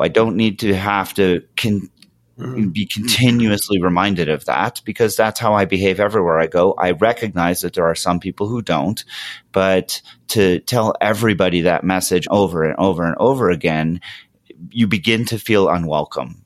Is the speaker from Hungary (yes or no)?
no; Montreal, Quebec, Canada; moved away; we're from Montreal.